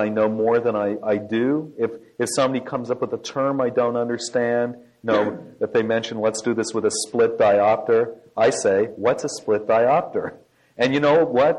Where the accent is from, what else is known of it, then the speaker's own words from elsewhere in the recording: Ontario, Canada; moved away as an adult; also born or lived in La Jolla, California; I grew up in Canada, where we have something called the National Film Board